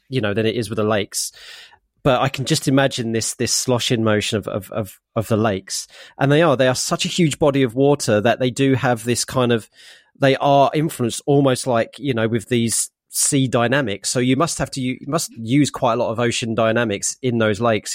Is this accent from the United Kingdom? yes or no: yes; United Kingdom; also born or lived in Norfolk; I am British